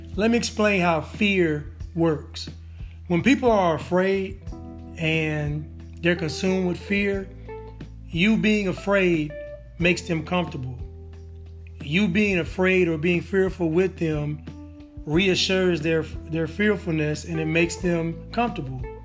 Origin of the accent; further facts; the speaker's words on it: Northern California, United States; I'm from Northern California